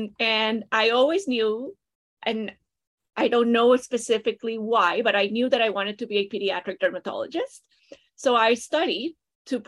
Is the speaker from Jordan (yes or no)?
no; Costa Rica; moved away as an adult; now in Toronto, Canada; I am originally from Costa Rica.